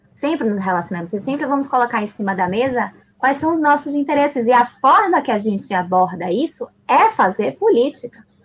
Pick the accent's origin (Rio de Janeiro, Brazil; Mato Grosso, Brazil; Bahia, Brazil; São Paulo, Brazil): Bahia, Brazil; Salvador; also born or lived in Buenos Aires, Argentina; eu nasci em Buenos Aires, cresci em Salvador e eu levo comigo duas culturas muito ricas